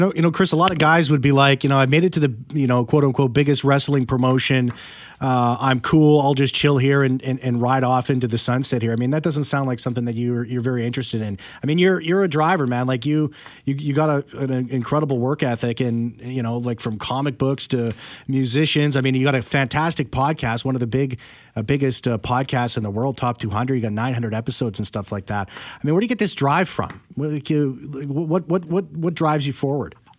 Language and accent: English; Winnipeg, Manitoba, Canada; also born or lived in Calgary; I'm from Winnipeg. I have the right to complain about this place. I earned it. I'm from here